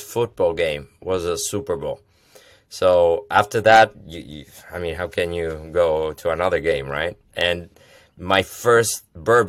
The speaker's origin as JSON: {"language": "English", "country": "Italy", "tie": "born or raised there", "moved": "as an adult", "lives_now": "United States", "said": "I'm Italian. I'm born and raised in Italy. Came over in the U.S. with the dream of America"}